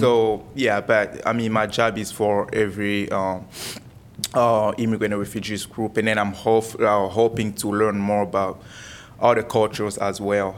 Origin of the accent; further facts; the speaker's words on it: Kinshasa, DR Congo; also born or lived in Coralville, Iowa; now in Cedar Rapids, United States; I'm from Kinshasa part. I speak French and Lingala